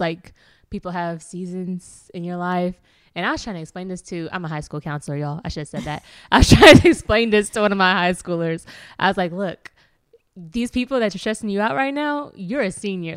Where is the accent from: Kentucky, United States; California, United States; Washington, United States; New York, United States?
Kentucky, United States; Louisville; I am from Louisville, Kentucky